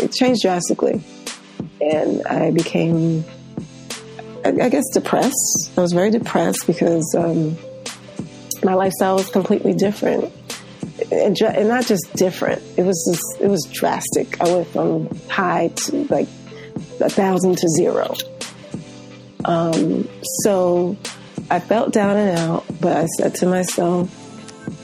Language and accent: English; New York City, New York, United States; I grew up here in New York in an area of Queens called Marlton, Queens. It's in Southeast Queens